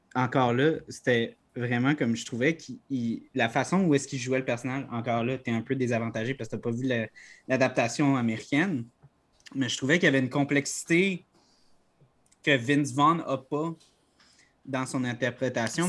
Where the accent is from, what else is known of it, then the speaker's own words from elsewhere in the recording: Quebec, Canada; notre identité en tant que Québécois